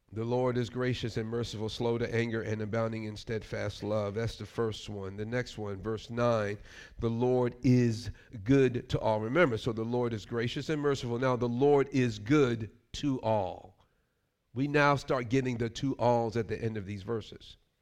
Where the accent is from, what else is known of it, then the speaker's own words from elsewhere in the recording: New York, United States; Growing up in New York